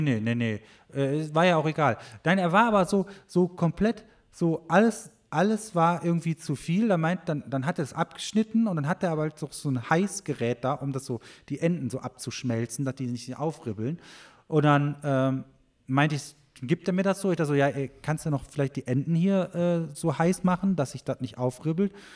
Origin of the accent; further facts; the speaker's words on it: Germany; bei uns in Deutschland